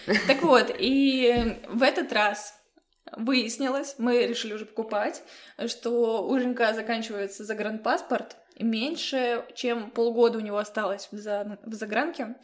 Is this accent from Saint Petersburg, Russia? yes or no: yes; Saint Petersburg, Russia; Я из Петербурга